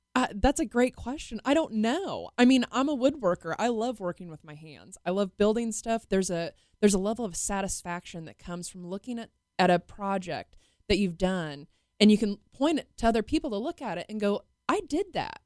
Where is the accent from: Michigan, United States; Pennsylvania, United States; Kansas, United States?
Kansas, United States; Wichita; I'm born and raised in Wichita.